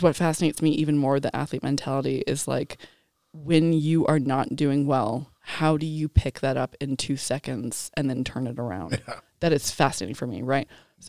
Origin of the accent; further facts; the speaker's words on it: New York, United States; I'm New Yorker.